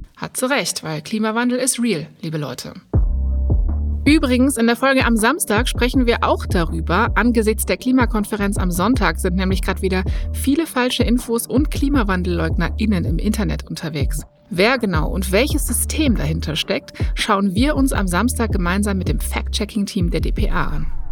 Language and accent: German; Berlin, Germany; als gebürtige Berlinerin